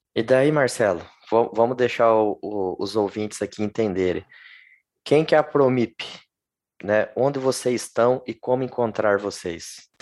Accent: Lençóis Paulista, São Paulo, Brazil; eu sou do interior de São Paulo. Sim. E e ali na minha cidade, Lençóis Paulista

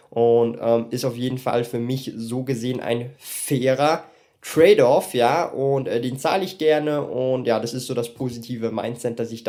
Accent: Switzerland; ich bin Schweizer Bürger, ja, äh, ich kann jetzt von mir nicht sagen, ich bin EU-Bürger, weil die Schweiz halt nicht in der EU ist

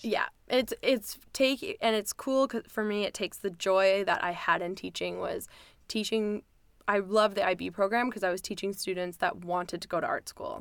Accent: White Rock, British Columbia, Canada; also born or lived in Florida, United States / Victoria, BC; I lived in White Rock, South Surrey since I moved there when I was seven

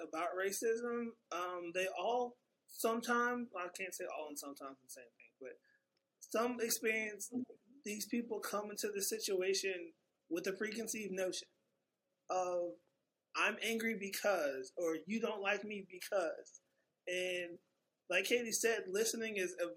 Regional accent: Destrehan, Louisiana, United States; I was raised in the South, grew up in a town called Destrehan, 20 minutes from the New Orleans airport.

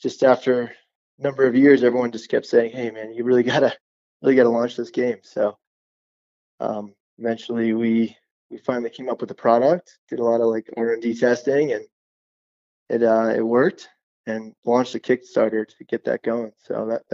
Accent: outside New York City, United States; I'm from outside New York City

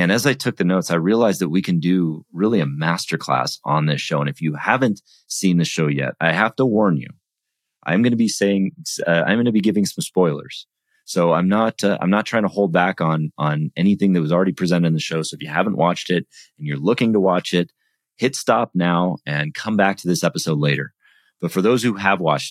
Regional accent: United States; I'm American

